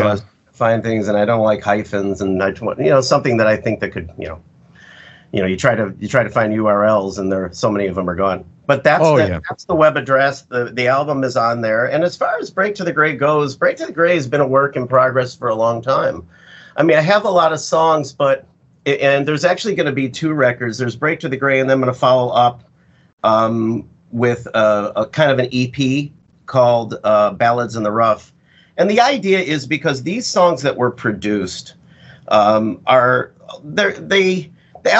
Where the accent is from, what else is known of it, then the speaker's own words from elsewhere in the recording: Chicago, Illinois, United States; also born or lived in Seattle; now in Florida, United States; I'm originally a Midwesterner like you. I'm from Chicago.